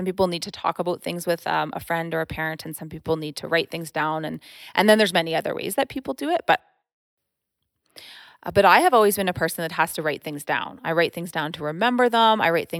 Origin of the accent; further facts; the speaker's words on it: Ontario, Canada; born there; also born or lived in Quebec / New Brunswick / Alberta; So I was born in Ontario, and then I lived in Ontario, Quebec, New Brunswick, and then Alberta.